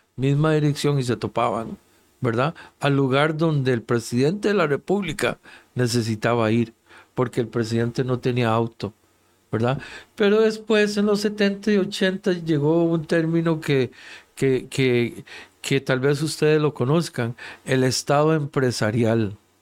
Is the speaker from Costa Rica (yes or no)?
yes; Costa Rica; En mi país, Costa Rica